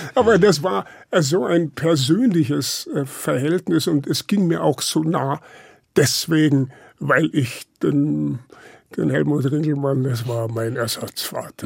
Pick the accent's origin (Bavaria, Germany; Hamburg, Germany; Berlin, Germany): Bavaria, Germany; Lower; moved away; Ich bin ja äh, auf dem Land aufgewachsen